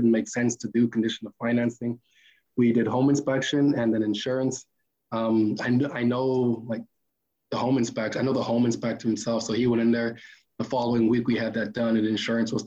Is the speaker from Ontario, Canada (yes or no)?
yes; Toronto, Ontario, Canada; also born or lived in Barrie, Ontario; now in Sioux Lookout, Canada; I grew up in Toronto